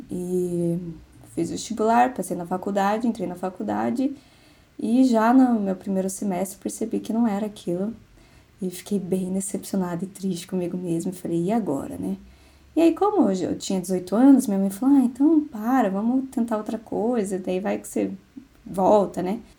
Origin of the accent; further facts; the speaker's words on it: Curitiba, Paraná, Brazil; Eu sou de Curitiba, Paraná.